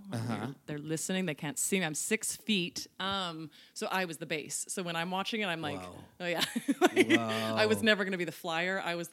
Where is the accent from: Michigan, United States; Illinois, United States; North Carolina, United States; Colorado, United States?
Colorado, United States; moved away as an adult; also born or lived in New York; now in Los Angeles, United States; I grew up in Colorado.